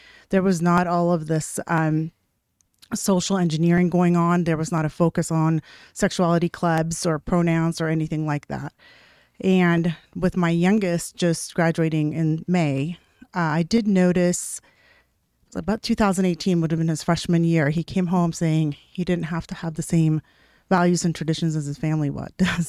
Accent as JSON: {"language": "English", "region": "Washington", "country": "United States", "tie": "born or raised there", "also_born_or_lived": "Nevada", "said": "So I spent a lot of time in Washington and in Nevada, and then we moved here about 10 years ago."}